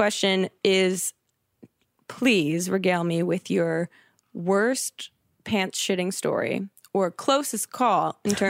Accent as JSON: {"language": "English", "region": "New Jersey", "country": "United States", "tie": "born or raised there", "moved": "yes", "lives_now": "Los Angeles, United States", "said": "Because I'm from the East Coast, so is Jack. We're both from a town over from each other in New Jersey."}